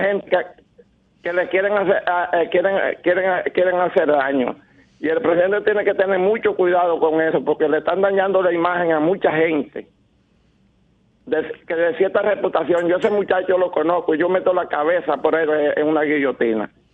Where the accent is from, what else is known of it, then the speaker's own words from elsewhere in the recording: Baní, Peravia, Dominican Republic; yo soy vanilejo